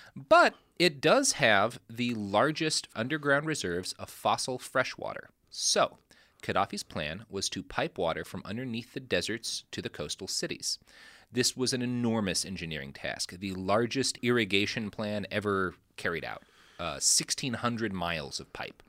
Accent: Texas, United States; I come from Texas

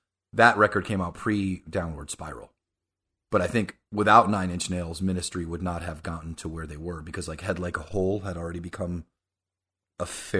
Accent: Florida, United States; I grew up in South Florida, where I still live, and I was good friends with a kid in elementary school.

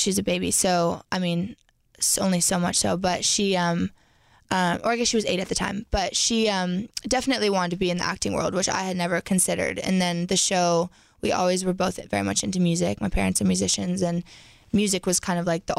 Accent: Canada; moved away; we're Canadian

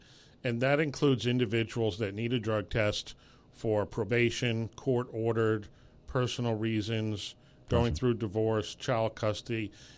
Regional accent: New York City, New York, United States; Well, I actually grew up in New York City.

